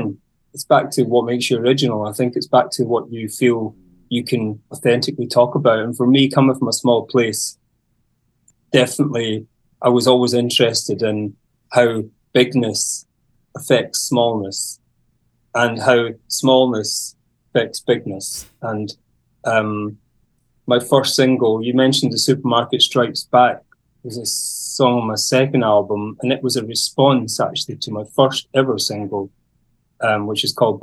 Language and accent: English; Isle of Mull, Scotland, United Kingdom; I come from the Isle of Mull and the Hebrides. So it's just, that's a kind of a group of islands on the west coast of Scotland in the Atlantic.